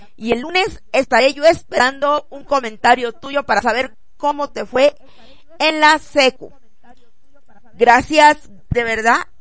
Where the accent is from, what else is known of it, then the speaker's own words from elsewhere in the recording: Jojutla, Morelos, Mexico; moved away; Jojutla, Morelos a mi tierra hermosa, a la poderosa zona